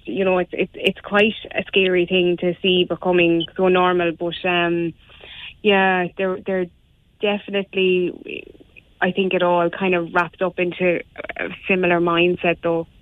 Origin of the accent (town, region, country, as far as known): Ireland